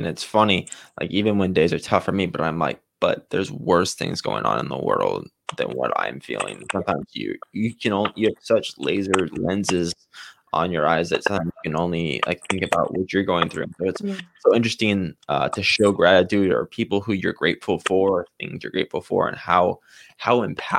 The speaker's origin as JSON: {"language": "English", "country": "Canada", "said": "sometimes when I'm over in a different country, I always say I'm Canadian. And then if someone says they like Americans, I'm like, oh yeah. I'm American too."}